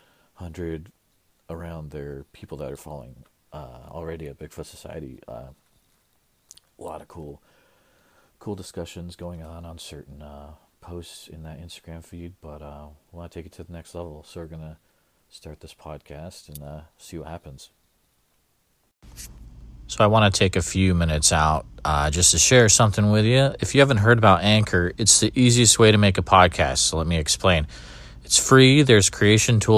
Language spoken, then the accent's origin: English; Central Iowa, United States; I'm personally from Central Iowa